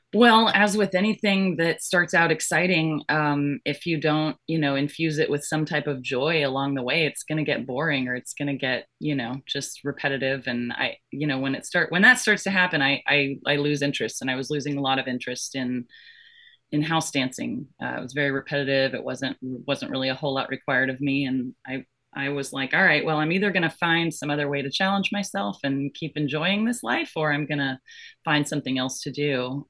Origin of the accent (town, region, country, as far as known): Florida, United States; born or raised there; also born or lived in Georgia